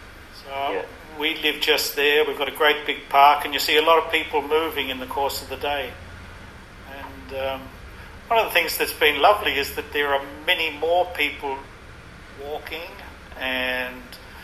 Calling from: Fitzroy, Victoria, Australia; I'm speaking from Fitzroy.

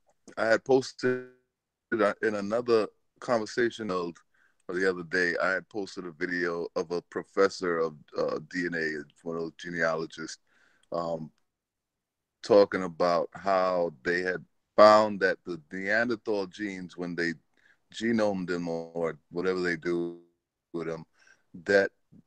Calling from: New York City, New York, United States; I'm calling from Brooklyn.

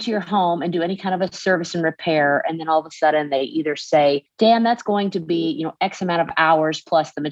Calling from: Dalton, Georgia, United States; I am joining you from Dalton, Georgia. And if you didn't know it, Dalton is the carpet capital of the world.

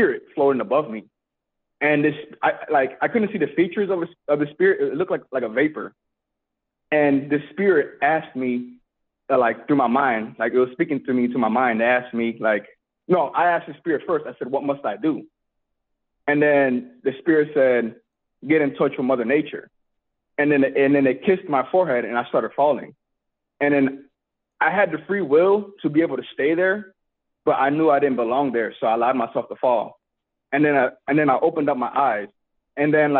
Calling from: Alaska, United States; I'm calling in from Alaska

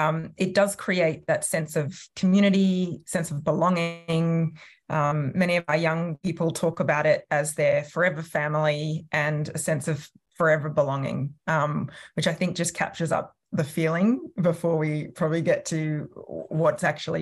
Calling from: Sydney, New South Wales, Australia; I'm joining from Tarramarrigal land, which is part of the Eora Nation in the sort of north and northwestern part of Sydney.

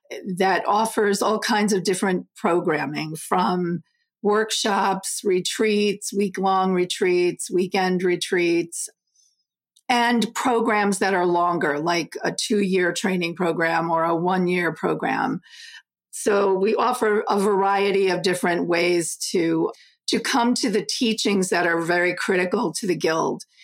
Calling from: Southbury, Connecticut, United States; Connecticut, Southbury, Connecticut, with a lovely little snow cover this morning.

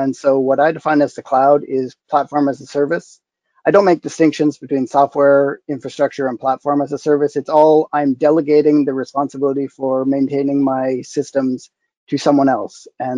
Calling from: London, Ontario, Canada; London, Ontario, Canada, where I've been for 20 years.

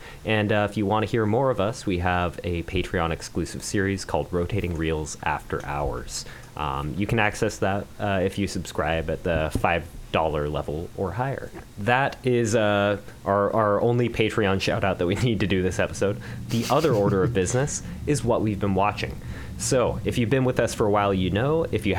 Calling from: Seattle, Washington, United States; I'm calling in from Seattle, Washington.

